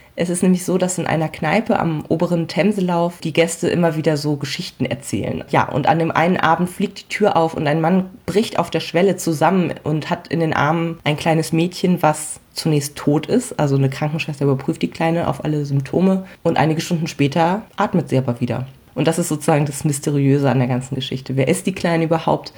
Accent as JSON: {"language": "German", "town": "Hamelin", "region": "Lower Saxony", "country": "Germany", "tie": "born or raised there", "said": "als gebürtige Hamelnerin"}